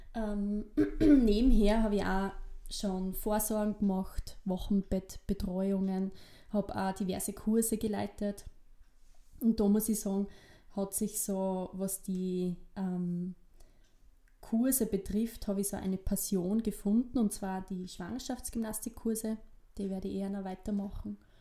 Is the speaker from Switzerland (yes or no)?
no; Gleisdorf, Styria, Austria; accent: East Styrian; moved away as an adult; also born or lived in Salzburg; ich bin eben dort im Bezirk Weiz, nee, Kleisdorf, ähm, aufgewachsen